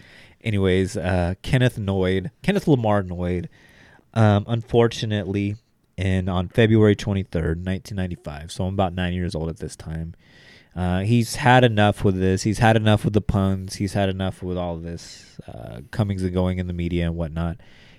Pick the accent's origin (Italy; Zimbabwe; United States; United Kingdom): Zimbabwe; I think he was African. I am from Zimbabwe.